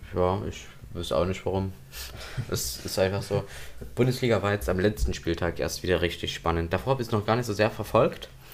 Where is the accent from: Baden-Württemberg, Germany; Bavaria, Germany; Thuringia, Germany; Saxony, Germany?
Saxony, Germany; Waldheim; bei uns in Waldheim